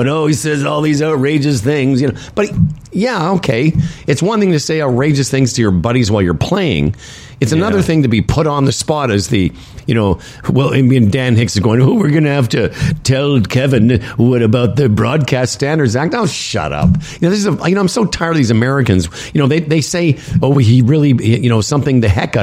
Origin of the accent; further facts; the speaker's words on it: Canada; we're from Canada.